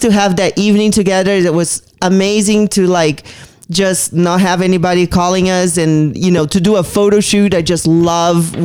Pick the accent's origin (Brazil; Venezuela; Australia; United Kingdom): Brazil; moved away as an adult; now in Las Vegas, United States; growing up in Brazil